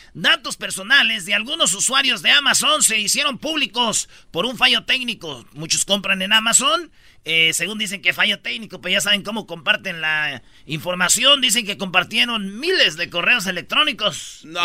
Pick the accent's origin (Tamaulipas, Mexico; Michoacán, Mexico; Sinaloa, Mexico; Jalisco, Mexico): Michoacán, Mexico; Yo soy de Michoacán